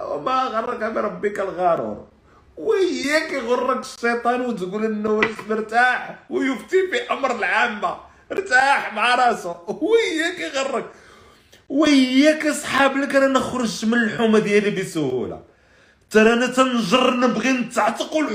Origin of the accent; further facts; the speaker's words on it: Morocco; راه راه هذه هي اللي تنعرف فالناس عندنا في المغرب